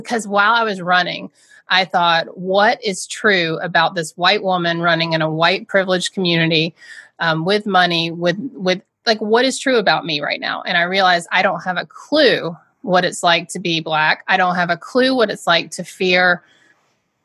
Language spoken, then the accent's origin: English; Georgia, United States; now in Massachusetts, United States; I'm from Georgia